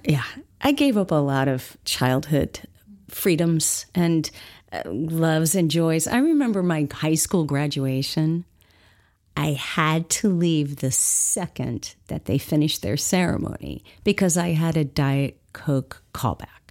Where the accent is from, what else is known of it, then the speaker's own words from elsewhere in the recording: Los Angeles, California, United States; I grew up in Los Angeles